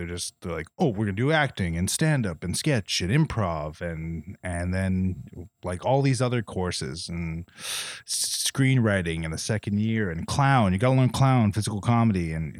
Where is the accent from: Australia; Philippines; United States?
Philippines; now in Toronto, Canada; I'm Filipino. I was like, I didn't think I felt that much shame when I moved to Toronto, but I guess I did.